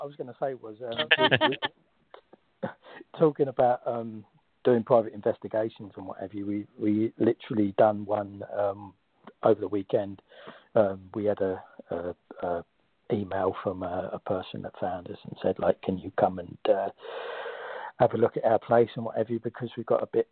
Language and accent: English; London, United Kingdom; I'm from South East London. I moved to South East London when I was a kid, close to where I live, there's a place called Blackheath.